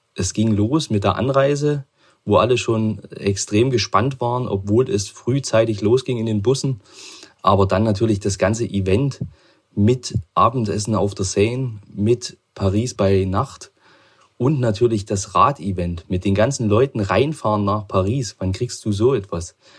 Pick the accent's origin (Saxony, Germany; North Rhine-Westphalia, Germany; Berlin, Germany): Saxony, Germany; Chemnitz; ich komme aus Chemnitz